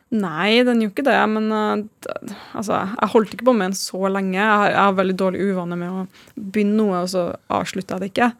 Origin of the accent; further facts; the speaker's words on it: Trondheim, Trøndelag, Norway; moved away; jeg er fra Trondheim